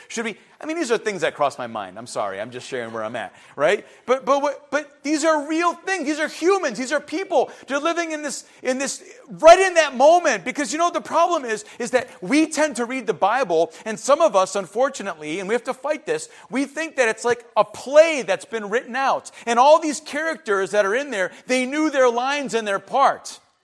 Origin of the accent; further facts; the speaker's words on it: Cleveland, Ohio, United States; growing up in Cleveland